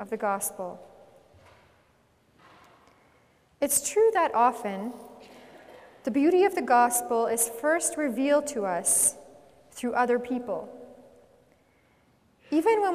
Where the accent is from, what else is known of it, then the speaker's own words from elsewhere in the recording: Edmonton, Alberta, Canada; also born or lived in Czechoslovakia; We were sent to Edmonton, and I grew up here and in St. Albert